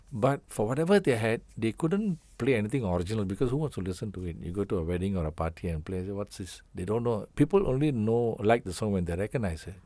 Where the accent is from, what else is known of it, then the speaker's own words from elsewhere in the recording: Singapore; I feel I'm total Singaporean.